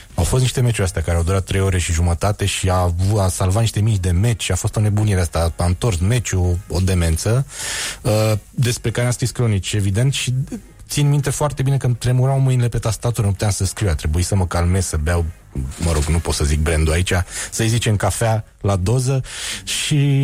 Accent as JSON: {"language": "Romanian", "town": "Bistrița", "region": "Bistrița-Năsăud", "country": "Romania", "tie": "born or raised there", "moved": "yes", "said": "Toți cei care au crescut în Bistrița"}